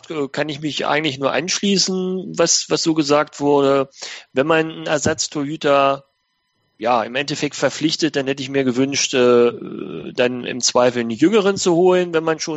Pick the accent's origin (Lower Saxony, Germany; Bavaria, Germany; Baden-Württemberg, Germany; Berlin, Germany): Lower Saxony, Germany; southern; Ich komme ja aus Südniedersachsen